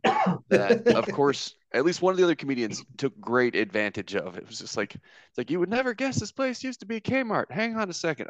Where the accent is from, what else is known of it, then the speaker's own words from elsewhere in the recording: Midwest, United States; Well, originally, I moved around a lot as a kid, and the answer to your next question is no. Neither of my parents served. Gotcha. But my dad worked for local small government stuff. So every couple of years we moved. I'm a Midwesterner.